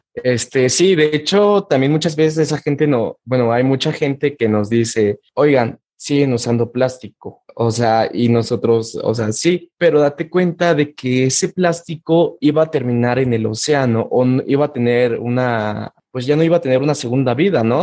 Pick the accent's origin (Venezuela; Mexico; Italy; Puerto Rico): Mexico